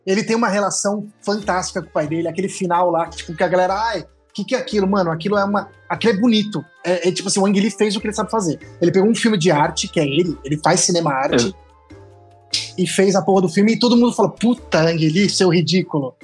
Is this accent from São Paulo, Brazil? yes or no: yes; interior of São Paulo state, Brazil; moved away; eu não sou paulistano, Ana, né? eu sou paulista. Diferente. Por isso eu sou do interior de São Paulo